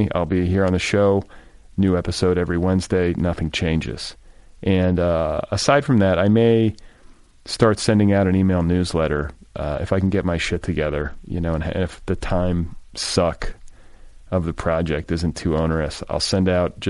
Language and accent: English; Wisconsin and Indiana, Midwest, United States; Wisconsin and Indiana